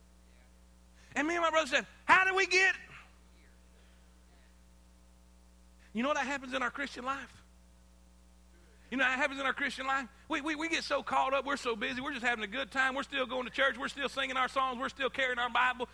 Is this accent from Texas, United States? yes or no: no; South Florida, United States; moved away as an adult; also born or lived in South Carolina; I grew up in South Florida on the beach. I mean, my whole life I grew up by the ocean